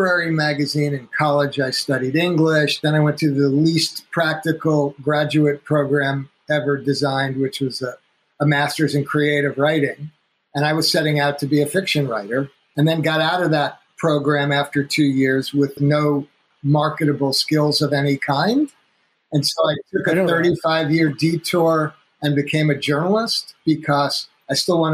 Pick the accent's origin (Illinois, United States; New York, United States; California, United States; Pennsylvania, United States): New York, United States; North Woodmere; I grew up on Long Island, in outside of Manhattan in New York